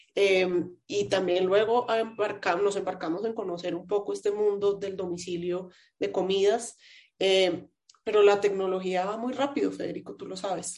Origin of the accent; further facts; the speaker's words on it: Colombia; como, ciudadana, como colombiana